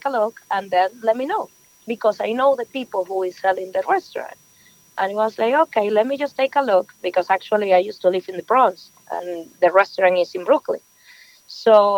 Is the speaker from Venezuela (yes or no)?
yes; Venezuela; English is a second language; moved away as an adult; now in New York, United States; I'm just from Venezuela. Yes, I born and raised over there. I just moved to New York like 7 years ago